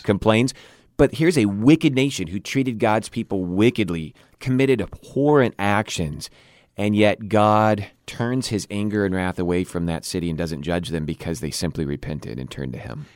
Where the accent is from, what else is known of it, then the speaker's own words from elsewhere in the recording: United States; as an American citizen